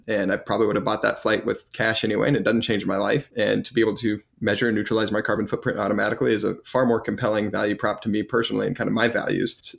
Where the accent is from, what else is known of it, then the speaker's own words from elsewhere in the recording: United States; as an American